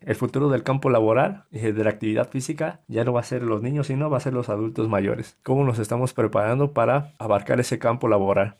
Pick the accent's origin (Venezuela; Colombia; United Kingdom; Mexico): Mexico; nosotros como mexicanos